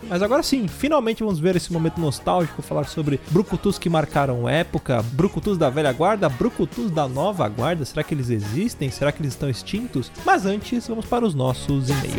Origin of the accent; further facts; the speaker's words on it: Brazil; apenas um brasileiro